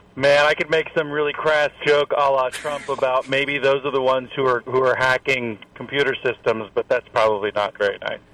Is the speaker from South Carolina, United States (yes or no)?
yes; Columbia, South Carolina, United States; I'm from Columbia